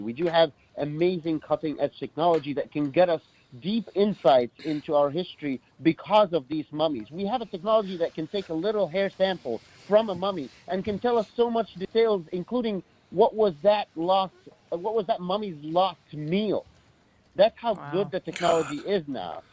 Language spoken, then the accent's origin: English; Cairo, Cairo Governorate, Egypt; I grew up in Cairo, Egypt